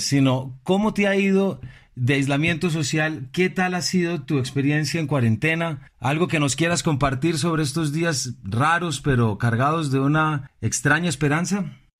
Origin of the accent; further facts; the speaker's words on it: Colombia; nuestros temas como colombianos